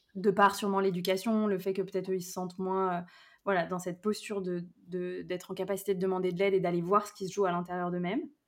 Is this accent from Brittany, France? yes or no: yes; Brittany, France; born or raised there; moved away; also born or lived in Lyon region